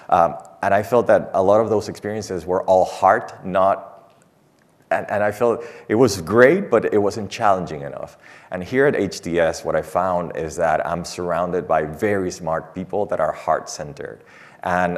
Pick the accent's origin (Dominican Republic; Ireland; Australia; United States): Dominican Republic; moved away as an adult; I'm from the Dominican Republic